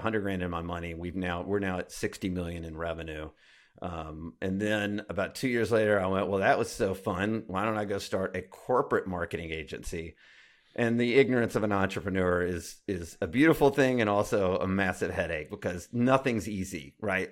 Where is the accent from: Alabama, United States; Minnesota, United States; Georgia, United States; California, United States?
Alabama, United States; I grew up in Alabama